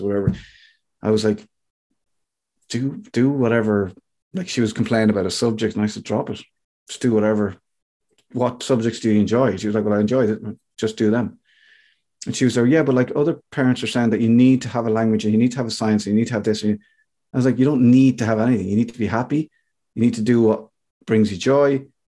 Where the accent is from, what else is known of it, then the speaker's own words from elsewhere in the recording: Ireland; I'm an Irish guy